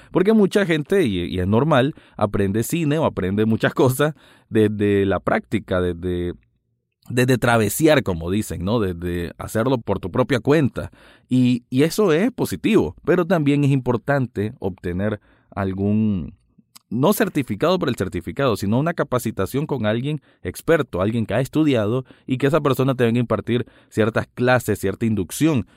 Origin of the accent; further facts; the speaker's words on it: Nicaragua; aquí en mi país Nicaragua